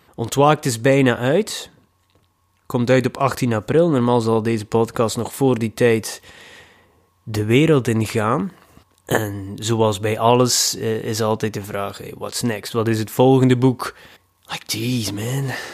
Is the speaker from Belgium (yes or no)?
yes; Ostend, Flanders, Belgium; in Oostende, mijn thuisstad